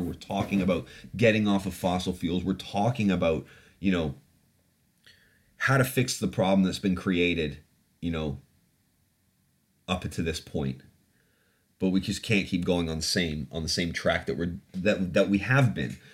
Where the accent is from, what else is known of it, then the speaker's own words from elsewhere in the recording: Canada; now in United Kingdom; I grew up in Canada